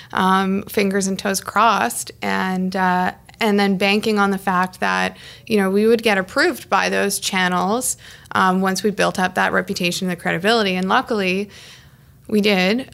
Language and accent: English; Ottawa, Ontario, Canada; also born or lived in Toronto; I'm from Kanata